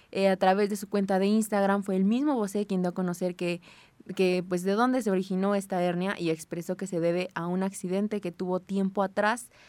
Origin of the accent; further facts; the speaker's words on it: Puebla, Mexico; Pues es que siendo poblano, estando tan cerquita del Coloso de Maravillas, pues cómo no tenerle un poquitito de amor al Club Puebla